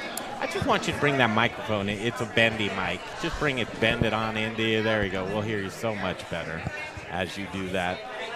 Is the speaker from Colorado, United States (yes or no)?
yes; Denver, Colorado, United States; As a Denver boy, I grew up in Cherry Creek.